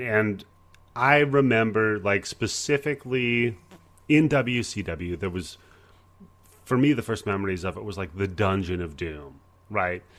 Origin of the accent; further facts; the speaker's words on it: Pacific Northwest, United States; I grew up in the Pacific Northwest, so I was, uh, part of the whole Portland wrestling thing